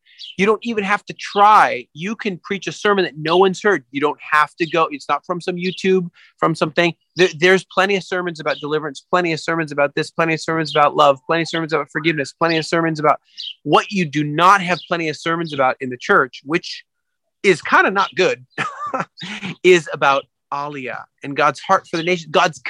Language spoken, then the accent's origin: English; England, United Kingdom; I'm from England, you see.